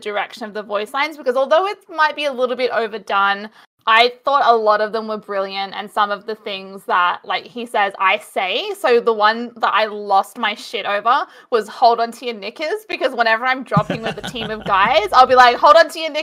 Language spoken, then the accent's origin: English; Australia; as an Aussie